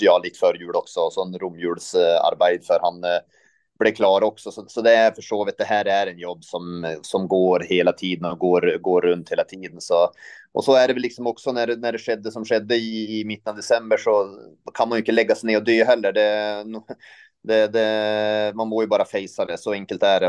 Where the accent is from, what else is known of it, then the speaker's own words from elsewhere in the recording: northern Sweden, Sweden; now in Norway; jag kom från norra Sverige så jag är vant, vant med lite där.